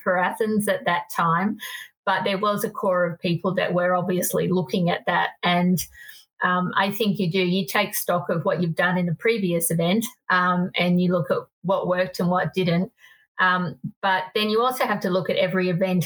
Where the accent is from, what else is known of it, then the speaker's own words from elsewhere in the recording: Sydney, New South Wales, Australia; moved away as an adult; also born or lived in Salt Lake City, Utah; I come from Sydney, inner city Sydney, and, you know, where I drove a teeny tiny car because I lived in the inner city